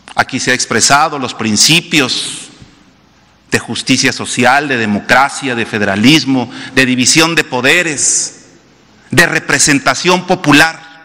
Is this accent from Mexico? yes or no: yes; Mexico